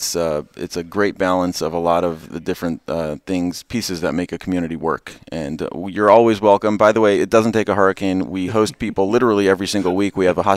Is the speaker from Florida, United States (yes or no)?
no; Baltimore, Maryland, United States; moved away as an adult; also born or lived in Israel; now in Atlanta, United States; I grew up in Baltimore, but my wife and I lived in Israel for a few years.